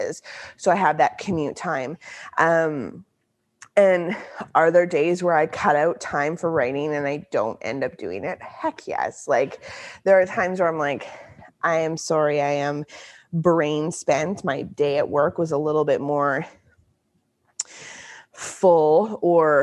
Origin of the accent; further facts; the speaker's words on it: central Canada, Canada; I'm from the central part of Canada